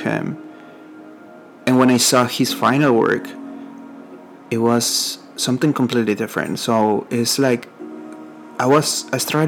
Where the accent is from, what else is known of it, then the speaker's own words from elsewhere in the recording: Mexico; accent: Mexican; first language Spanish; English is a second language; now in San Antonio, United States; I'm from Mexico, and I live here in San Antonio, Texas.